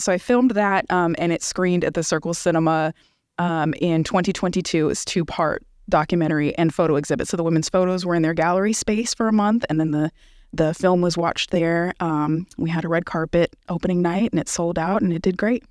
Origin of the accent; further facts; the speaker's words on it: Bay Area, California, United States; moved away as an adult; also born or lived in Los Angeles, California; now in Tulsa, United States; I'm from California. I'm from the Bay Area, and I lived in L A for three years before I came here